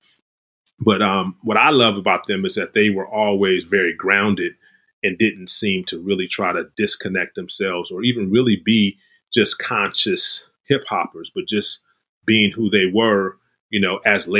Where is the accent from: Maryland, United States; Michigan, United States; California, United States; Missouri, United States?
California, United States; Los Angeles; growing up in South